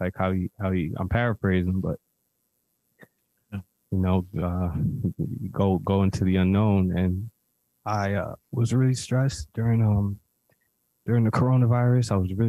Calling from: Mexico; I'm calling actually from Mexico.

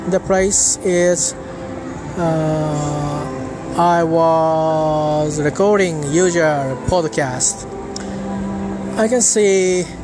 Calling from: Tokyo, Japan; English is a second language; I'm talking from Japan. Today is I'm at Tokyo, which uh, is near the Tamagawa River.

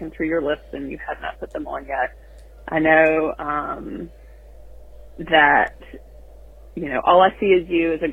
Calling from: Virginia, United States; I'm calling from Virginia.

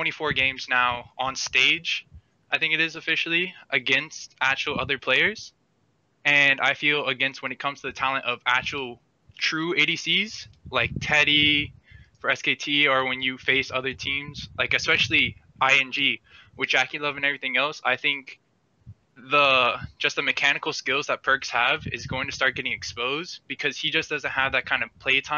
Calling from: Miami, Florida, United States; Miami, Florida.

